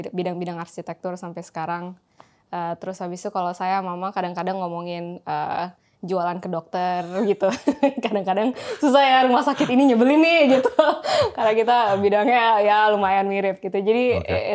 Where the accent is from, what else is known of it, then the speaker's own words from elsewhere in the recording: Jakarta, Indonesia; moved away; also born or lived in Singapore / United States; Saya lahirnya di Singapura, okay. terus habis itu dua bulan langsung dibawa ke Jakarta